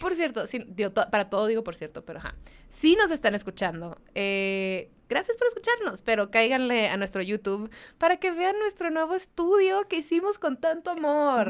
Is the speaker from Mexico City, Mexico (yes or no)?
no; Mexicali, Baja California, Mexico; moved away; yo soy de Mexicali, entonces me fui